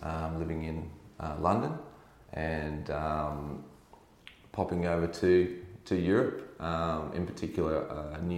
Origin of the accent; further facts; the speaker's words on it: Brisbane, Queensland, Australia; now in Sunshine Coast, Australia; I grew up in Brisbane